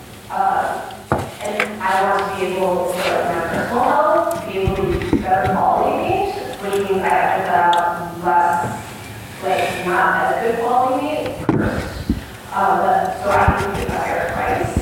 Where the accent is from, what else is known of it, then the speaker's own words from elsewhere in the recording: Chicago, Illinois, United States; I'm from the Chicago area